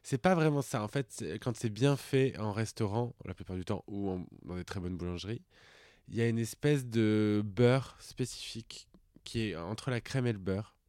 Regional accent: Puy-de-Dôme, Auvergne-Rhône-Alpes, France; moi, je viens du Puy-de-Dôme.

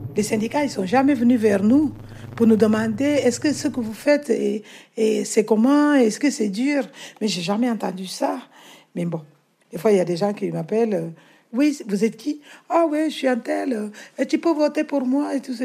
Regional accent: Guinea-Bissau; French is a second language; now in France; Je suis née en Guinée-Bissau. J'ai grandi là-bas un peu, dans la campagne

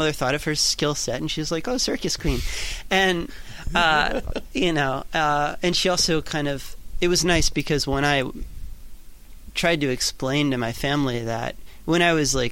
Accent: New York, United States; I grew up in New York

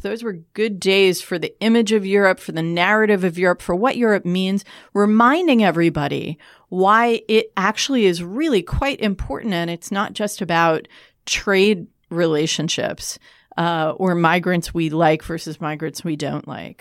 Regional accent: United States; as an American

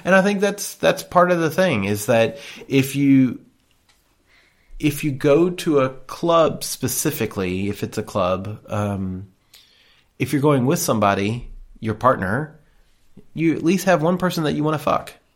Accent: the South, United States; I'm from the South

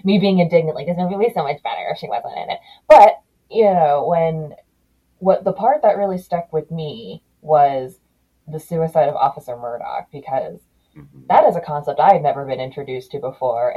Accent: Maryland, United States; I'm from Maryland

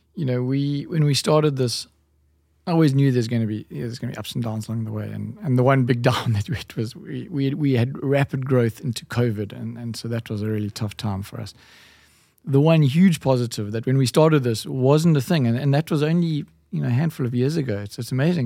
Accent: Durban, KwaZulu-Natal, South Africa; now in Cape Town, South Africa; I grew up in Durban

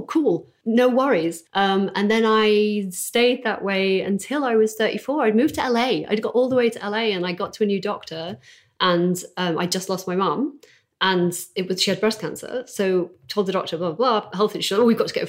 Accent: Doncaster, Yorkshire and the Humber, United Kingdom; moved away as an adult; also born or lived in New York; now in Los Angeles, United States; I'm from Doncaster

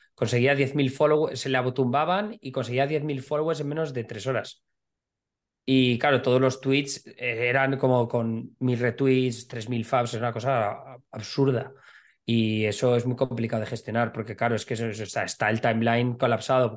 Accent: Alcoy, Valencian Community, Spain; Yo soy de Alcoy. Alcoy es la tercera ciudad por población en Alicante

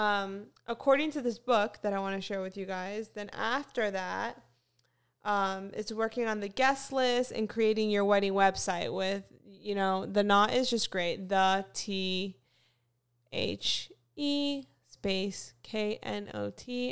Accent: Fort Lauderdale, Florida, United States; moved away; I actually am from Fort Lauderdale, Florida. So I originally grew up in South Florida.

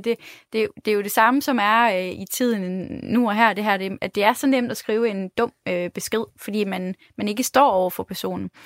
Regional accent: Denmark

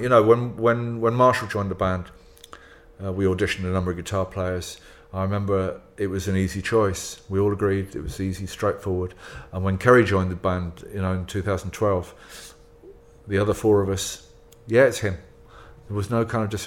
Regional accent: England, United Kingdom; I'm from England. I grew up in England with English culture.

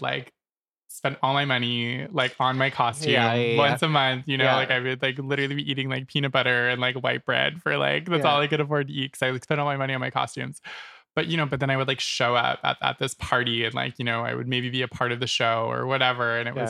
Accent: Nova Scotia, Canada; moved away as an adult; now in Toronto, Canada; I'm from Nova Scotia originally.

